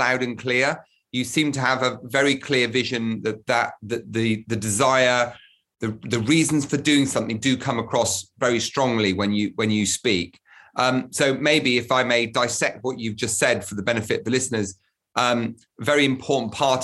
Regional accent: United Kingdom; As a Brit watching from abroad

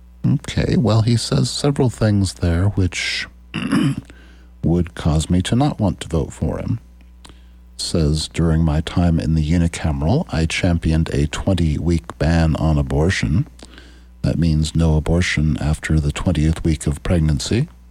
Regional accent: Norfolk, Nebraska, United States; When I was 24 years old, I started my first business, a rural radio station in my hometown of Norfolk.

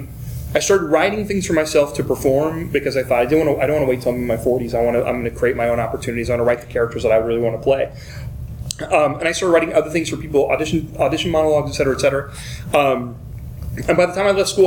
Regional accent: Ironton, Ohio, United States; also born or lived in Cincinnati, Ohio; I was born in Ironton, Ohio

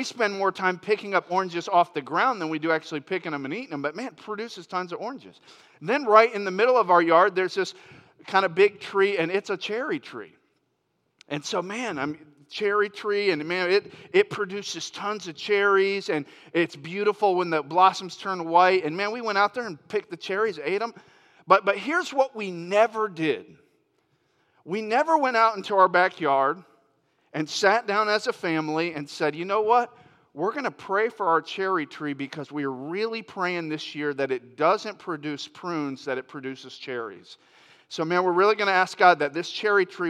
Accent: Florida, United States; now in Northern California, United States; I grew up in Florida and now we're in Northern California

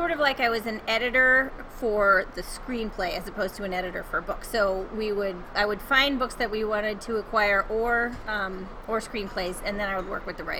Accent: Connecticut, United States; moved away as an adult; also born or lived in Florida / Los Angeles; now in Denver, United States; I was born in Florida, but I'm from Connecticut. I grew up on the East Coast.

